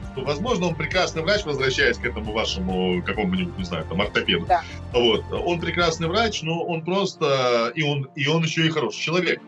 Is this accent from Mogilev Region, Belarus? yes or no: no; Minsk, Belarus; moved away as an adult; also born or lived in Moscow, Russia; now in Russia; Я вырос в Минск, а Минск очень чистый город.